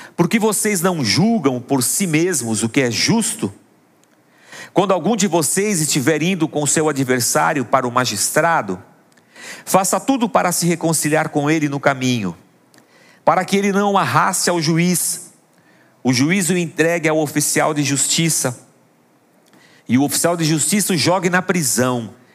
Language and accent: Portuguese; Praia Grande, São Paulo, Brazil; quando eu era criança pequena lá na Praia Grande